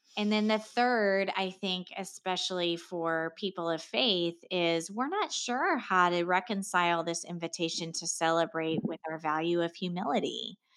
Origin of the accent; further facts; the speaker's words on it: Seattle, Washington, United States; moved away as an adult; also born or lived in Los Angeles, United States; now in Connecticut, United States; I grew up in Seattle